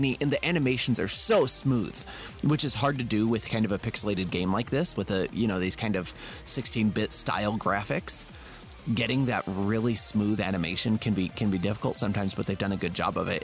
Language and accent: English; Las Vegas, Nevada, United States; born or raised there